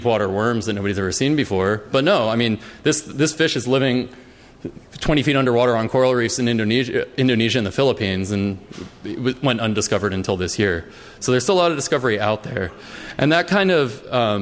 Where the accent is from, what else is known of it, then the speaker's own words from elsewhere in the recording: East Coast, United States; I grew up on the East Coast.